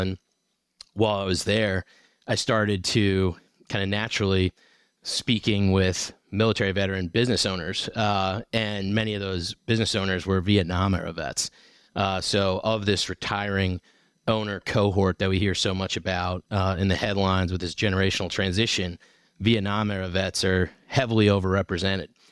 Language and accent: English; South Shore of Boston, Massachusetts, United States; moved away as an adult; also born or lived in North Carolina / Nashville, Tennessee; now in Northeast Tennessee, United States; I grew up in New England on the South Shore of Boston